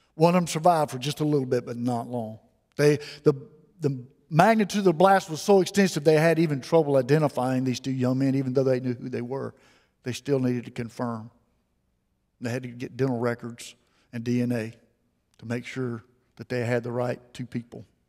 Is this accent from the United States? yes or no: yes; Mobile, Alabama, United States; I was raised here in Mobile